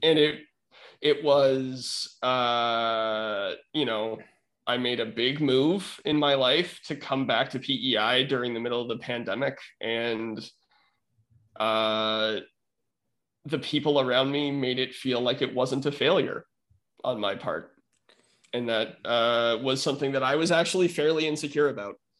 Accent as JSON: {"language": "English", "town": "Winnipeg", "region": "Manitoba", "country": "Canada", "tie": "born or raised there", "said": "I was born in Winnipeg, Manitoba"}